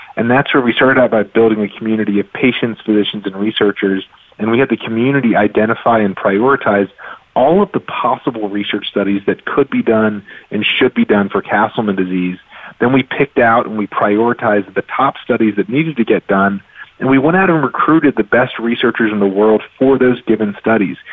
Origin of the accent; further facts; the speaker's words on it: Raleigh, North Carolina, United States; I grew up in Raleigh, North Carolina